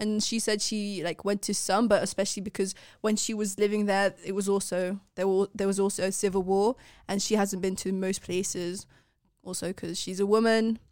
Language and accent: English; Netherlands; I've been born and raised in the Netherlands